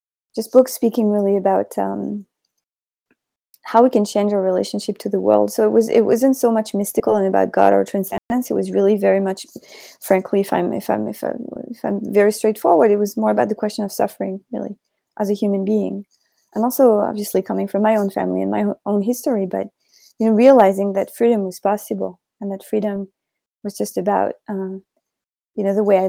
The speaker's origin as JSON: {"language": "English", "town": "Paris", "region": "Île-de-France", "country": "France", "tie": "born or raised there", "said": "I was born in Paris, and I grew up in a family very, very, very much not religious"}